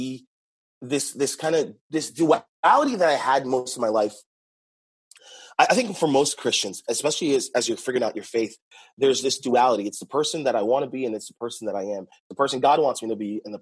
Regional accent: Boston, Massachusetts, United States; moved away as an adult; now in California, United States; I'm from Boston and originally, now I'm in California

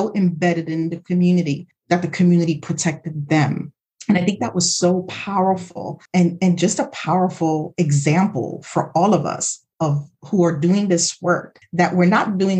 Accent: New York City, New York, United States; I grew up in the Bronx, like literally the Bronx was burning at that time.

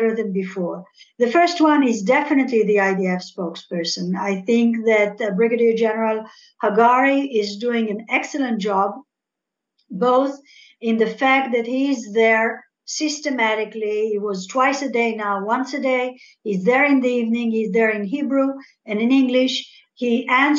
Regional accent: Algeria; first language French; English is a second language; now in Israel; I was born in Algeria, rather. So I speak French

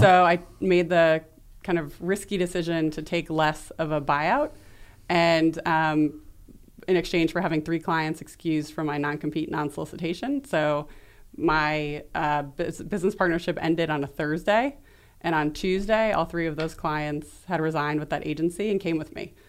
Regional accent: New York City, New York, United States; also born or lived in Chicago; So, I'm from New York City. I was born in Brooklyn

